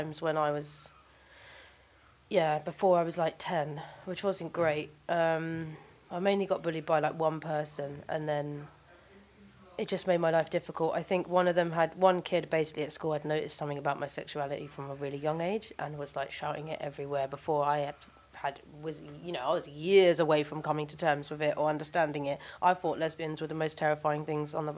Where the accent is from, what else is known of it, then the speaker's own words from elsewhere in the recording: London, United Kingdom; I grew up in Brixton